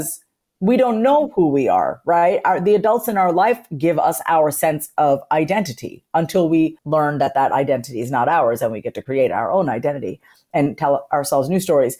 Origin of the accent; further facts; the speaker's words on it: Long Island, New York, United States; I was raised on Long Island, New York, in a first generation. I'm a first generation Indian immigrant, which means my parents came here from India in the 70s, and I was born in New York